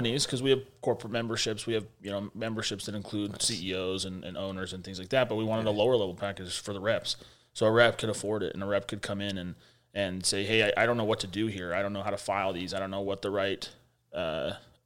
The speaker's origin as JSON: {"language": "English", "town": "Magna", "region": "Utah", "country": "United States", "tie": "born or raised there", "said": "we grew up in Utah, so we're from Salt Lake City, Utah, but we grew up in a little subsidiary section in a net called Magna, super far west"}